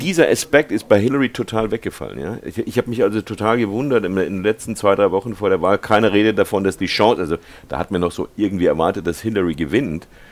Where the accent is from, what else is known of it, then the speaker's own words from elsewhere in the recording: Germany; moved away as an adult; now in California, United States; ich bin 1948 in Deutschland geboren